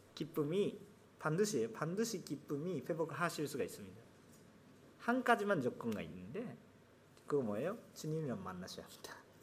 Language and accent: Korean; Japan; Korean is a second language; 제가 일본 사람이니까